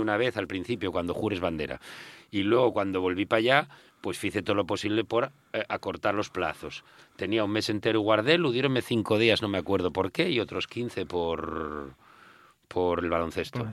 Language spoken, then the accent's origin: Spanish; Mieres, Asturias, Spain; con 12 años en Mieres